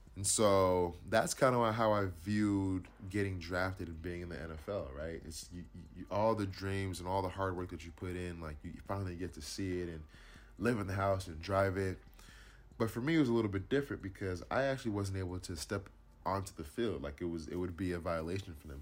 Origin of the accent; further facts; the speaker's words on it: Inland Empire, California, United States; growing up in the Inland Empire